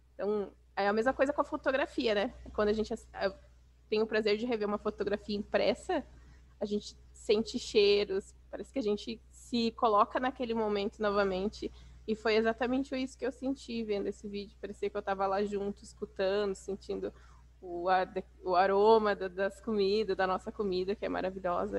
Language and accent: Portuguese; Brazil; A gente, como brasileiro